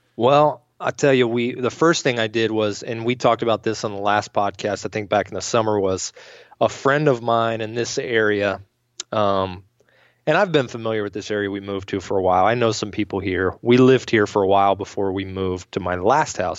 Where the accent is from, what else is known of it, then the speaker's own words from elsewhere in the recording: Maryland, United States; moved away; back home where I grew up in Maryland